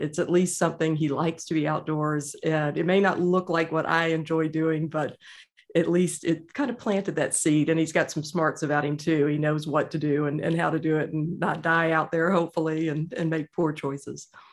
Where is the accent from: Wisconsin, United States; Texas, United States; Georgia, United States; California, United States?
Georgia, United States; I was born and raised in Georgia